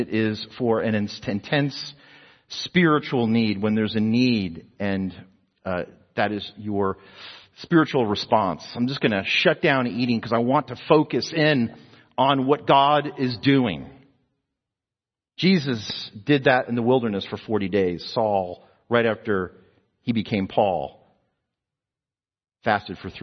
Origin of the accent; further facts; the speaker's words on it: New Jersey, United States; now in Texas, United States; I was a New Jerseyan, you know, but now I'm a Texan. I've been here longer in Texas than we've been in New Jersey